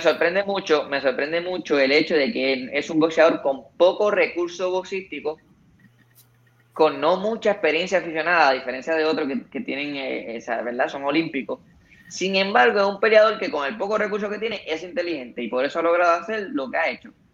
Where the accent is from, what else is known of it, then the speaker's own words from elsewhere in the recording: Puerto Rico; como boxeador puertorriqueño